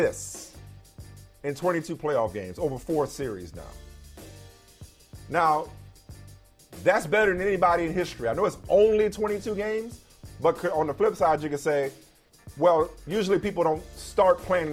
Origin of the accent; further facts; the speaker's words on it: New Orleans, Louisiana, United States; my hometown New Orleans